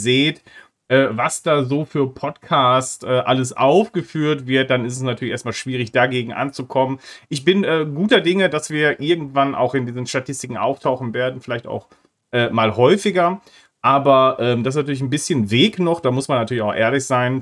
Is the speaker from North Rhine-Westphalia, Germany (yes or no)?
yes; North Rhine-Westphalia, Germany; ich komme aus Nordrhein-Westfalen